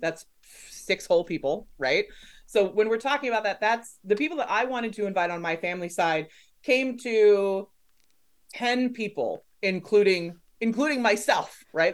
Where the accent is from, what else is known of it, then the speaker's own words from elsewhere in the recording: Los Angeles, California, United States; I'm from Los Angeles